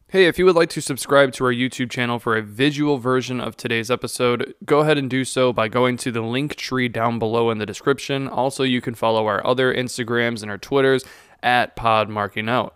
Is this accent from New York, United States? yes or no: no; Chicago area, Illinois, United States; I am from Chicago, not really the city